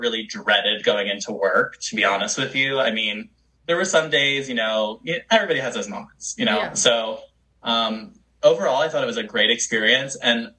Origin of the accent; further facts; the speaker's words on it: Charlotte, North Carolina, United States; now in Los Angeles, United States; I live in LA right now, and I'm originally from North Carolina. Yeehaw, North Carolina. Shout out to Charlotte, you know, the 704